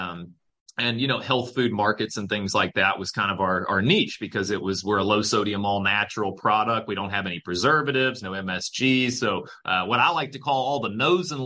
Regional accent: Louisville, Kentucky, United States; moved away as an adult; also born or lived in Indianapolis, Indiana / Michigan; I'm from Louisville, Kentucky

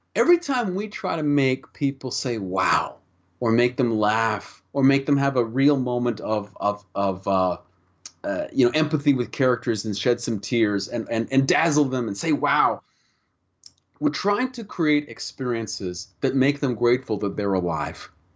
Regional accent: Canada; speaking as a Canadian

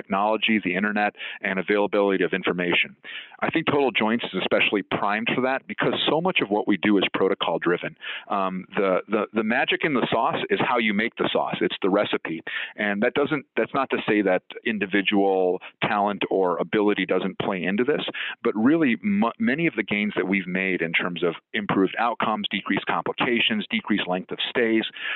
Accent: Chicago, Illinois, United States; I was born here in the United States and grew up in Chicago

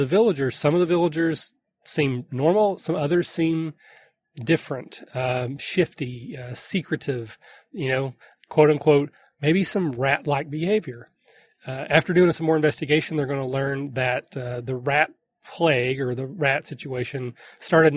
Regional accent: Kentucky, United States; I'm from Kentucky

